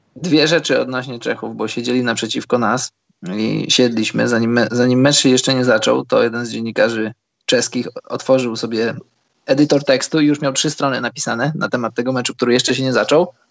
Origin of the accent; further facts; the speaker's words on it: Poland; jesteśmy z Polski